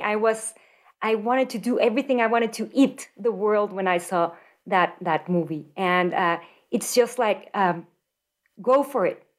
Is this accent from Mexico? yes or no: yes; Mexico City, Mexico; moved away as an adult; now in Denver, United States; I was born and raised in Mexico City